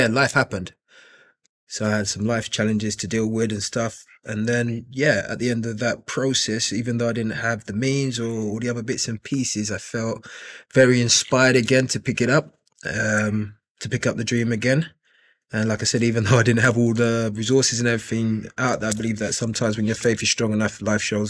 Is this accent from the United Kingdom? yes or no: yes; London, United Kingdom; also born or lived in Nigeria; I grew up initially in East London